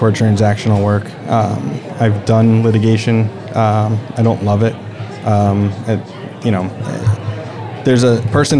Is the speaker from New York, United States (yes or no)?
no; Bridgeport, Connecticut, United States; The greater Bridgeport area.